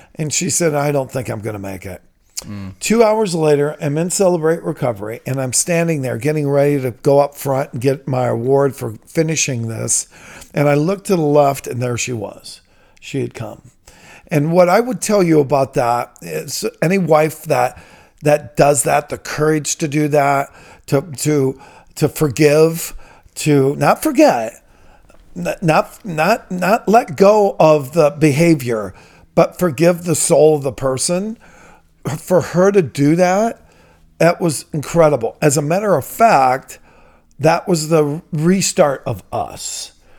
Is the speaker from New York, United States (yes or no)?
no; Toledo, Ohio, United States; I'm from Toledo. I'm a product of Toledo Public Schools.